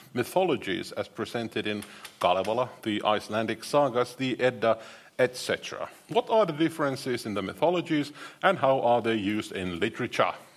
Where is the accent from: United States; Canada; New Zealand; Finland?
Finland; I'm from Finland